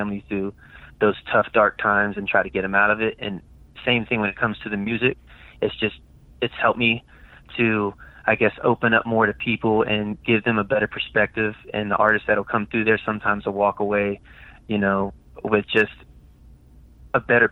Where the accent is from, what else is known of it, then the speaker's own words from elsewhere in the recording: Virginia, United States; I came back to Virginia